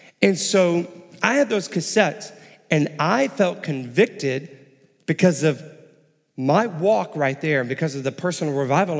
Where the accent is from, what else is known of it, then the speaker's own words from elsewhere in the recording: Texas, United States; also born or lived in Illinois / Houston, Texas; I was born and raised in Texas. My family and I moved up to Illinois for about 5 years, and then we moved back down the summer before my high school started, and down to Houston